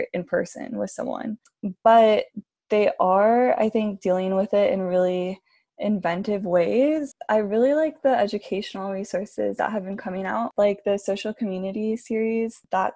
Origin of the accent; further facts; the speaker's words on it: Miami, Florida, United States; also born or lived in Southern California; now in Ojai, United States; I've lived here for like 10 years now maybe, but I'm originally from Miami.